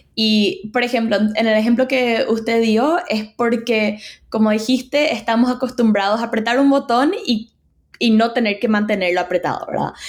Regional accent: Paraguay; moved away as an adult; also born or lived in United States; now in New York, United States; yo soy de Paraguay

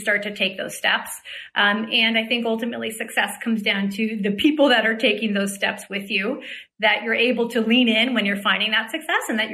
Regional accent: Hawaii, United States; moved away as an adult; I grew up in Hawaii in what I call pre-social media time.

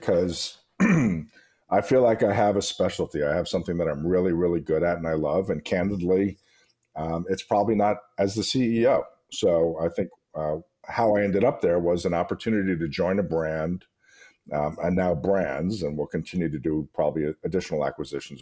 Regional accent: New York, United States; now in Las Vegas, United States; I actually was born and grew up and learned the restaurant business in Jimmy and Chatsy's hometown of New York

